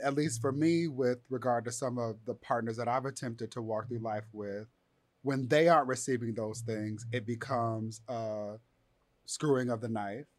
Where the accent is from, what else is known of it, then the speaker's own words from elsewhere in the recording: Inglewood, California, United States; I'm from Inglewood. I took a bus to school